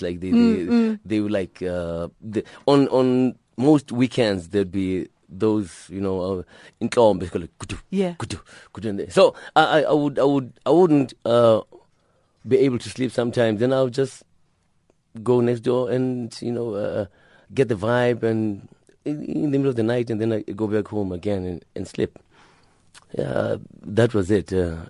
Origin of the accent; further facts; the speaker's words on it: Gugulethu, Western Cape, South Africa; I grew up in Gugulethu, and in Gugulethu, they most of the houses then, they were like a train, you know, like one house is connected to the next one by just one layer of bricks.